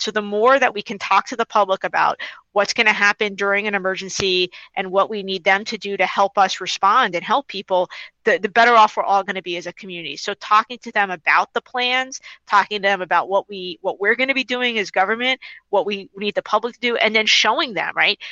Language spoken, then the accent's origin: English; New York City, New York, United States; also born or lived in Washington, D.C.; I'm from New York City originally. I grew up on Staten Island